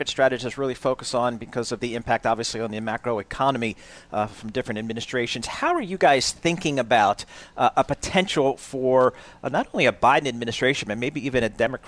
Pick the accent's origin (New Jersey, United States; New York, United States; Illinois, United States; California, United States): New Jersey, United States; accent: Jersey; Maybe it's just my Jersey accent, maybe.